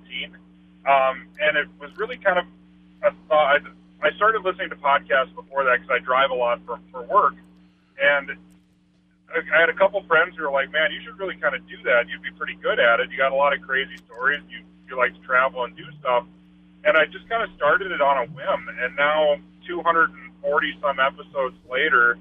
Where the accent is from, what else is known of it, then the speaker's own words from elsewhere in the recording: North Dakota, United States; I'm from North Dakota